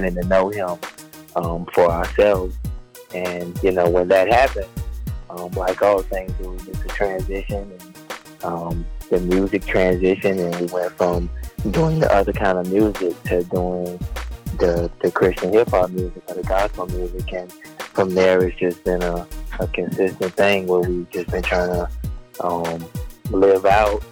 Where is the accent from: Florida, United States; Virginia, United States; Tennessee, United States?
Florida, United States; Tampa; I'm from Tampa, Florida